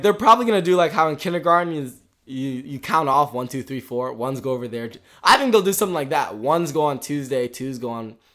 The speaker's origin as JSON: {"language": "English", "town": "Richmond", "region": "Virginia", "country": "United States", "said": "we're from Richmond, which is in Virginia"}